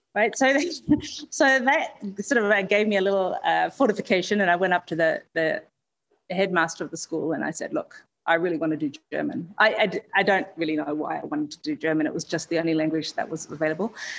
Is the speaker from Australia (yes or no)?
yes; Perth, Western Australia, Australia; born and raised in Perth